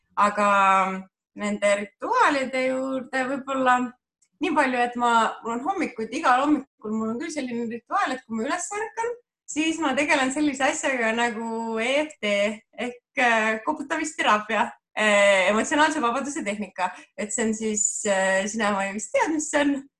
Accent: Viljandi, Viljandi County, Estonia; ma olen pärit äh, Viljandist

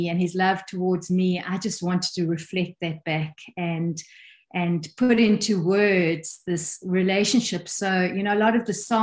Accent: South Africa; moved away as an adult; also born or lived in England; born and bred in South Africa, but we have traveled the world. We've lived 10 years in England, 7 years completely on the road

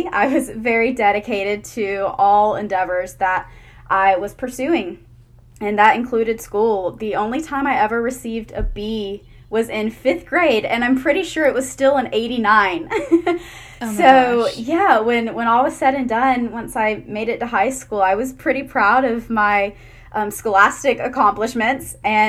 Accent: Brunswick, Georgia, United States; I grew up on the coastal area, Brunswick, Georgia, next to St. Simons and Jekyll

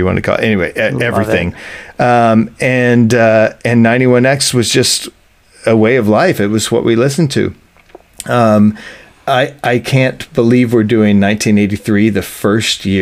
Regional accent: San Diego, California, United States; also born or lived in Tulsa, Oklahoma; I go to San Diego, California, because my dad has a new job

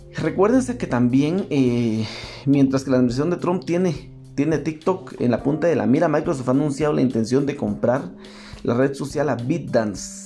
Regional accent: Guatemala; en mi país en Guatemala

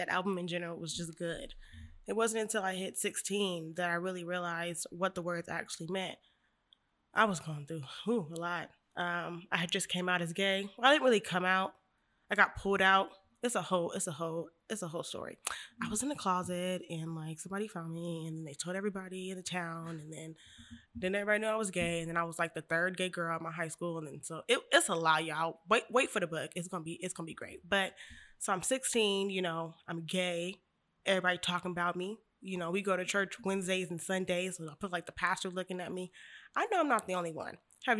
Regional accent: Bakersfield, California, United States; also born or lived in Sacramento; I am 26 years old. I'm from Bakersfield, California, East Side.

